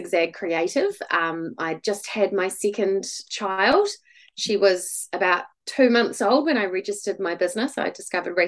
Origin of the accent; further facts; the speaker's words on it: Christchurch, Canterbury, New Zealand; also born or lived in Dunedin; I live in Christchurch. I grew up in Christchurch